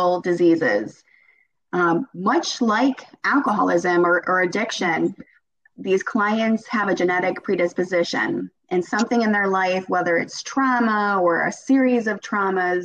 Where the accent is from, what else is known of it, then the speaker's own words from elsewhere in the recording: Cleveland, Ohio, United States; also born or lived in Akron, Ohio; now in between Dayton and Cincinnati, United States; I'm originally from the Cleveland area.